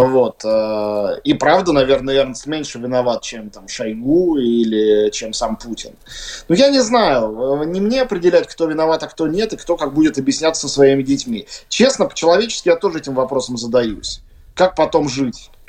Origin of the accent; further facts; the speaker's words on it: Russia; moved away as an adult; now in Latvia; Я вот как россиянин